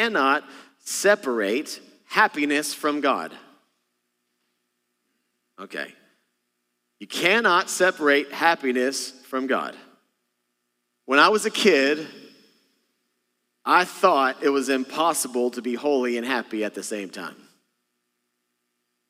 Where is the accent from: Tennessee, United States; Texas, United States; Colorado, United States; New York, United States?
Texas, United States; moved away; I'm from Texas originally